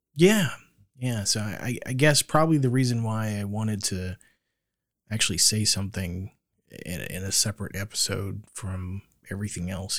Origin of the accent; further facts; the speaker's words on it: Florida, United States; moved away; growing up in Florida